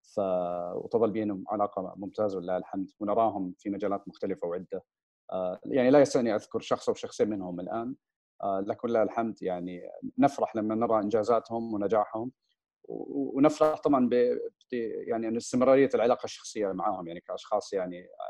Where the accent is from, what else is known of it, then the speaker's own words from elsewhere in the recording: Riyadh, Riyadh Province, Saudi Arabia; also born or lived in United States; نشات بشكل عام في الرياض في المملكه العربيه السعوديه الاهل رجعوا كان عمري حوالي اربع سنين آه، درست في مدارس الرياض